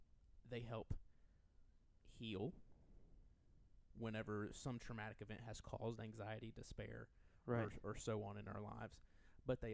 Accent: rural Southwest Virginia, United States; I grew up in rural Southwest Virginia. Sometimes my accent makes it makes some words hard for that I say to be understood.

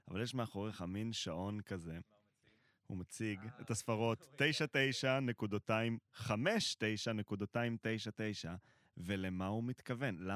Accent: Israel; now in Tel Aviv, Israel; אני, אני גר במרכז תל אביב, עובד במרכז תל אביב, הדרך שלי לעבודה זה דרך שהיא אמורה לקחת, אני רגיל, גדלתי בקיבוץ, ואני רגיל לנסוע באופניים לפי המרחק, לא לפי התנועה.

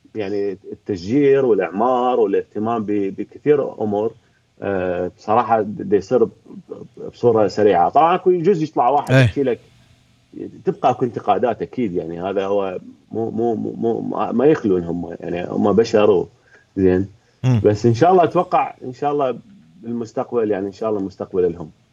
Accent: Baghdad, Baghdad Governorate, Iraq; انا هم من بغداد ابوي من الرمادي

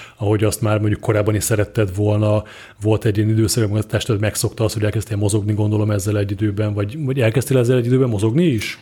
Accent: Szarvas, Békés, Hungary; én szarvasi vagyok, és szarvason volt egy, vagy talán még mindig megvan egy informatika, egy ilyen IT bolt

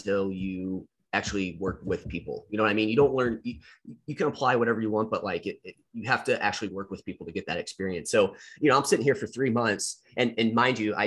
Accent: Missouri, United States; my home state

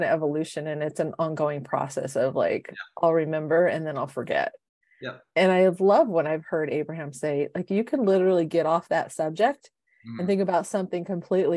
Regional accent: San Diego, California, United States; So I was born and raised in San Diego.

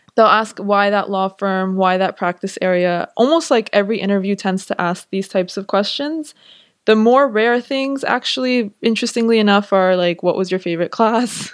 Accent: Los Angeles, California, United States; moved away as an adult; now in New York, United States; I'm from Los Angeles, so I thought I was gonna stay in L

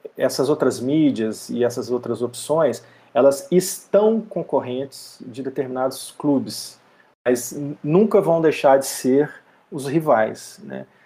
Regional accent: Belo Horizonte, Minas Gerais, Brazil; eu sou mineiro de Belo Horizonte

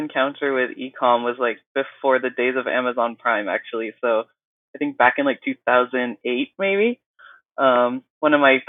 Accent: San Francisco, California, United States; also born or lived in Irvine, California; Yeah, East Bay, San Francisco.

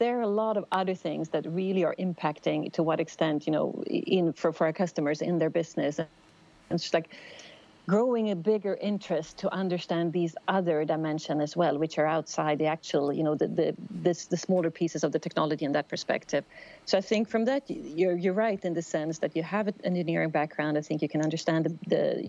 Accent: outside Stockholm, Stockholm County, Sweden; also born or lived in United States; I grew up outside Stockholm, Sweden.

